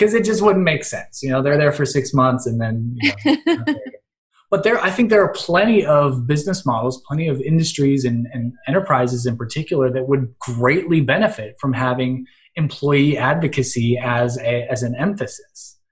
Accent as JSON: {"language": "English", "region": "Western Pennsylvania", "country": "United States", "also_born_or_lived": "Cleveland, Ohio", "said": "I am from Western Pennsylvania"}